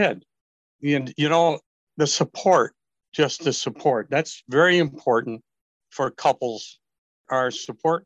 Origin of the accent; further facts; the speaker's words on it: Northern Michigan, United States; growing up in Northern Michigan as a male